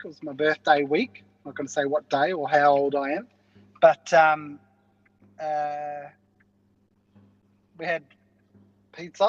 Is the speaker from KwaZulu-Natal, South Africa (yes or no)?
yes; Zululand, Valley of a Thousand Hills, KwaZulu-Natal, South Africa; where we grew up in, in the kingdom of Zululand